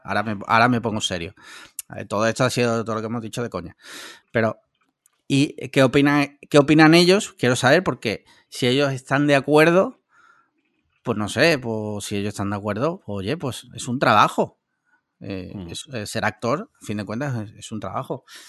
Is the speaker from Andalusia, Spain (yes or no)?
yes; Andalusia, Spain; yo soy andaluz